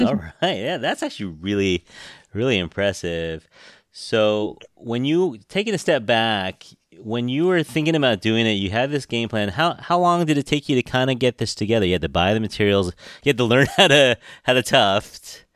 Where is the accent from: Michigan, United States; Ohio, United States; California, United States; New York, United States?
California, United States; San Francisco; I was born here in San Francisco, grew up here